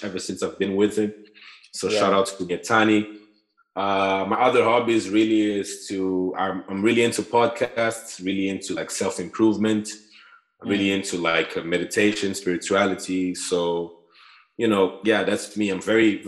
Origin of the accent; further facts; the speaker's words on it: Maputo, Mozambique; moved away as an adult; also born or lived in Groningen, Netherlands; now in Utrecht, Netherlands; I'm from Mozambique, from Maputo. I'm studying in Holland right now in Utrecht.